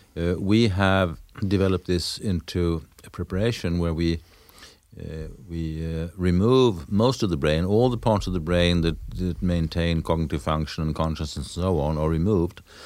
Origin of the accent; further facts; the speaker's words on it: Lund, Skåne, Sweden; my hometown, in Lund